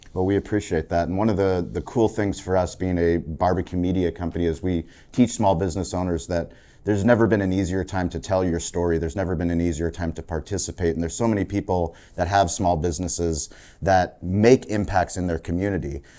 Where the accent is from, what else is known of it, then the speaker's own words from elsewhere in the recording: San Diego, California, United States; growing up in San Diego